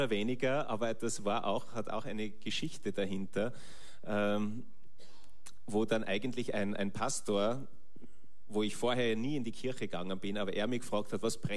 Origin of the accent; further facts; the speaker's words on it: Schladming, Styria, Austria; Ah genau, Schladming, Steiermark, werden sicher viele kennen, die mit dem Wintersport Affinität haben.